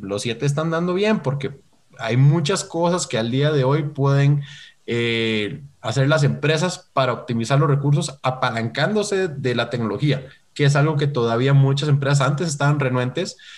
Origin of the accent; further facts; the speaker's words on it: Costa Rica; soy de Costa Rica, entonces ahí por eso la R rara